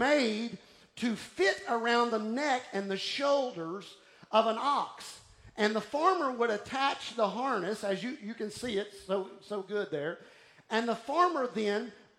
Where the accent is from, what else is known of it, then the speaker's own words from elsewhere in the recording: Houston, Texas, United States; moved away as an adult; also born or lived in Austin, Texas; now in Golden Triangle, Texas, United States; I was raised in Houston, then I lived in Austin, and then I came to this area